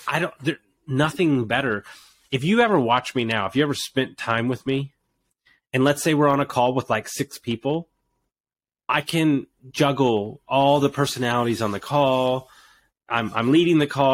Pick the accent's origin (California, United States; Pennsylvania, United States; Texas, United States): Texas, United States; Houston; I grew up in Houston, Texas